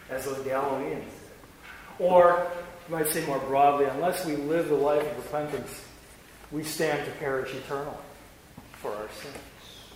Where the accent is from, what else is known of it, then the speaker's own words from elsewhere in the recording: Wisconsin, United States; we're all from Wisconsin.